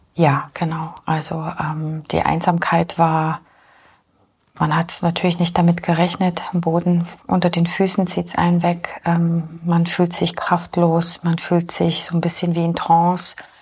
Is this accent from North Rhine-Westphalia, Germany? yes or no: no; Augsburg, Bavaria, Germany; moved away as an adult; also born or lived in Poland / Munich / Fürstenfeldbruck; now in Holzkirchen, Germany; Ich bin ursprünglich in Polen geboren, bin dann mit vier Jahren nach Deutschland gekommen. Meine Wurzeln sind in Augsburg. Also ich bin in Augsburg bin ich dann aufgewachsen auf dem Land